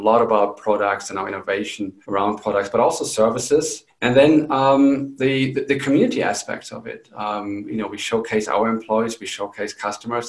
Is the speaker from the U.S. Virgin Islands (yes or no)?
no; Germany; moved away as an adult; also born or lived in England; now in New Mexico, United States; I am originally from Germany